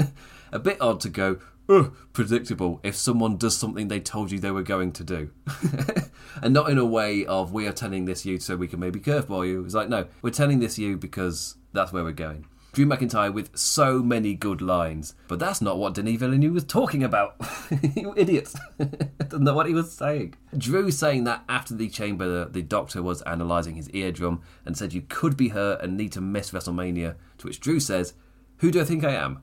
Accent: England, United Kingdom; I'm English

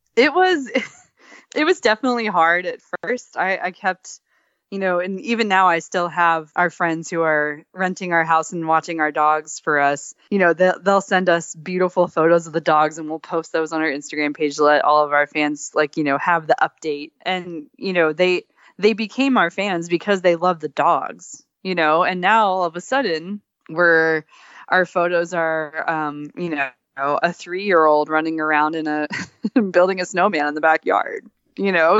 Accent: Texas, United States; moved away; also born or lived in Alaska; I grew up in Texas

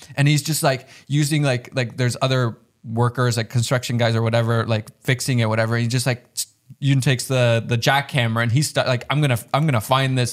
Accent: Finland; I'm from Finland

